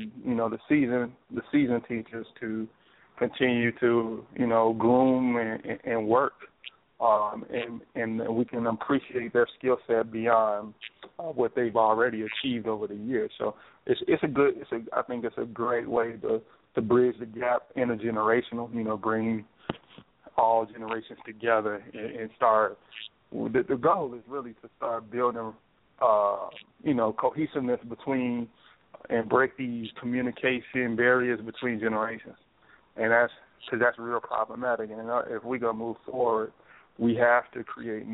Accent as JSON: {"language": "English", "town": "Chicago", "region": "Illinois", "country": "United States", "tie": "born or raised there", "said": "working in my hometown in Chicago"}